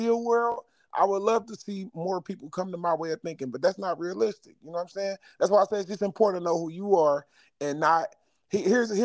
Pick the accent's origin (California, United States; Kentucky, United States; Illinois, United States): Illinois, United States; Chicago; I'm from Chicago.